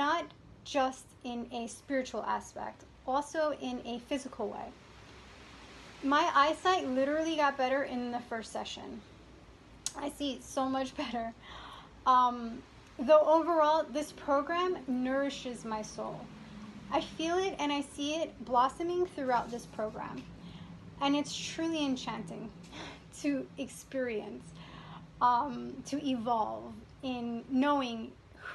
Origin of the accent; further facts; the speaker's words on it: New York, United States; now in Florida, United States; I'm originally from New York and I live in Florida.